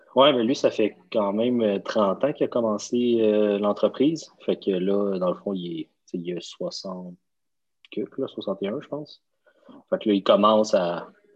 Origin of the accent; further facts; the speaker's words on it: Laval, Quebec, Canada; toute ma jeunesse, à la même place, à la même maison